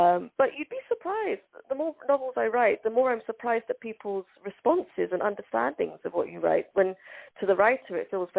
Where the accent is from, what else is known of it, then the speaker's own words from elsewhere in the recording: London, United Kingdom; English is a second language; also born or lived in Hargeisa, Somaliland; I came to England when I didn't speak any English and I couldn't read or write, and I hadn't gone to school because I was too young for the Somali schooling system